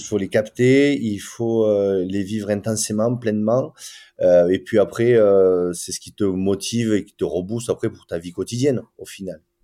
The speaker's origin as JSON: {"language": "French", "country": "France", "said": "nous on est français"}